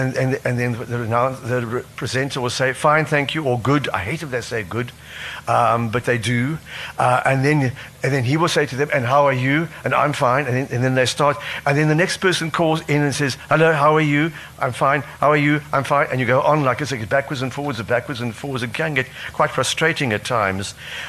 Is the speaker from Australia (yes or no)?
no; Cape Province, South Africa; born there; No, but I was born in the Cape.